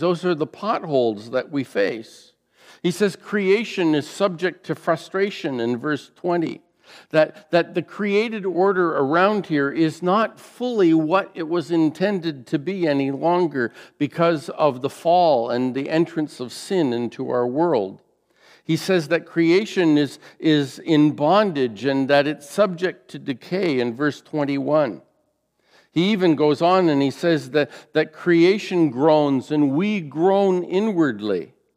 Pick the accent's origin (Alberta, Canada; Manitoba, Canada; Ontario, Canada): Ontario, Canada; Fort Erie; I grew up in the Fort Erie area, just a mile from the uh, Queen Elizabeth Way, QEW